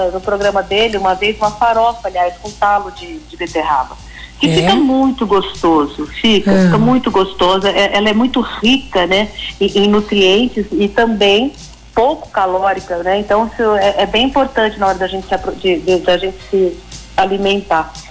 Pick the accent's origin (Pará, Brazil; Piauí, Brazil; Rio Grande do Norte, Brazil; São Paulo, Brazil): Piauí, Brazil; born there; Olha, eu sou nascida no Piauí.